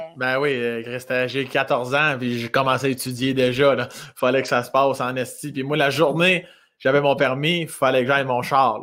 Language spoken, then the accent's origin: French; Laurier-Station, Quebec, Canada; also born or lived in Joly; Je suis natif de Laurier Station, mais j'étais chez ma mère, moi, un village qui s'appelle Jolie, à 10 minutes de Laurier Station.